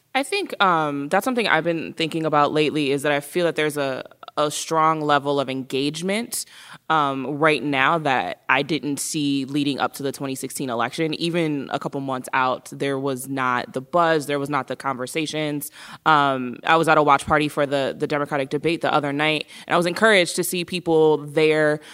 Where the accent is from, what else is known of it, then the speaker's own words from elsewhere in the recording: Milwaukee, Wisconsin, United States; I'm born and raised in Milwaukee